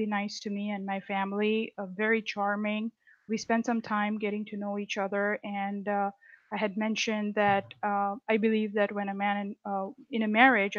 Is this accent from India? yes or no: yes; India; moved away as an adult; now in United States; I'm originally from India, so I was born and raised in India